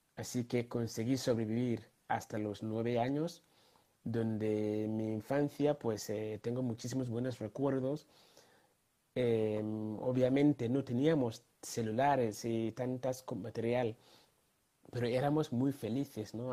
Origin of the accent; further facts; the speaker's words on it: Ghana; moved away; tuve la gran honor, mm, suerte de nacer en un país llamado Ghana, en medio África tropical